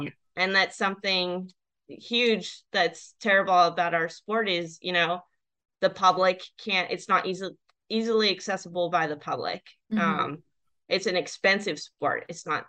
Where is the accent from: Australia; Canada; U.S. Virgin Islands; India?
U.S. Virgin Islands; I grew up in the Virgin Islands with 80% of Black people, and I don't think I ever saw a Black sailor except for Don from a different island.